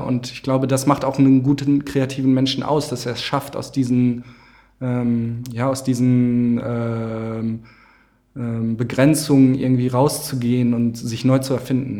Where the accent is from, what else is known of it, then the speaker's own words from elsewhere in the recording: Winterberg, North Rhine-Westphalia, Germany; ich komme aus dem Sauerland, aus Winterberg